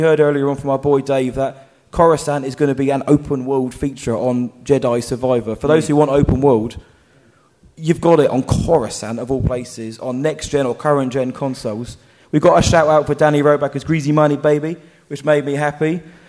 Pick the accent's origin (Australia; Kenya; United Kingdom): United Kingdom; Basildon, East of England; So I said, so am I actually. Funny that I'm working in Essex right now.